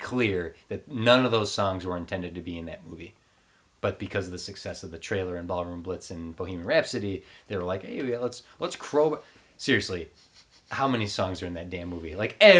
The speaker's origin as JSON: {"language": "English", "town": "Canoga Park", "region": "California", "country": "United States", "tie": "born or raised there", "said": "There's Angus has made that kids from Canoga. It's from my hometown."}